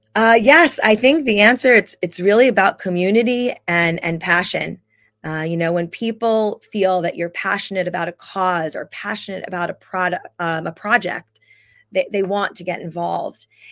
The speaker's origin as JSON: {"language": "English", "region": "New Jersey", "country": "United States", "tie": "born or raised there", "said": "I grew up in New Jersey"}